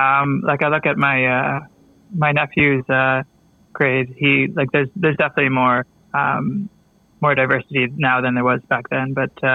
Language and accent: English; Burlington, Ontario, Canada; My parents immigrated. I was born in Burlington, Ontario.